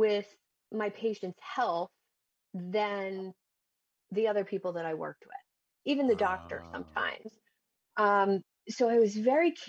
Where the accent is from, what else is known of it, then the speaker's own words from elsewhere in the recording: New Jersey, United States; In South Jersey